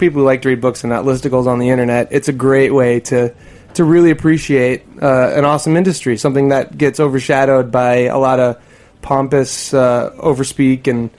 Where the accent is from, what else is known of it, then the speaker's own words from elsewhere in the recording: north of Boston, Massachusetts, United States; moved away; I'm from Massachusetts, or I grew up north of Boston, and it's very different there.